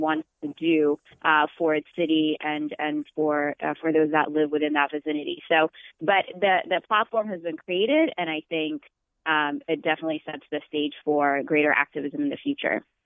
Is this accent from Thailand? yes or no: no; Ethiopia; now in Boston, United States; I'm originally from Ethiopia. I became a citizen this past fall